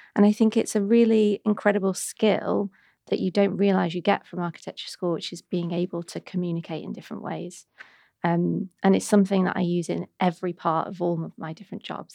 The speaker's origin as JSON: {"language": "English", "town": "Warrington", "region": "North West England", "country": "United Kingdom", "tie": "born or raised there", "accent": "Manc", "moved": "yes", "lives_now": "London, United Kingdom", "said": "I grew up in a lovely town. Mm-hmm. I'm saying that sort of ironically called Warrington"}